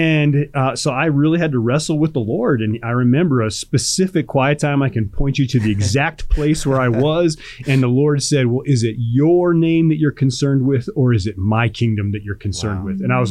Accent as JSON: {"language": "English", "town": "Chicago", "region": "Illinois", "country": "United States", "tie": "born or raised there", "said": "I grew up in Chicago"}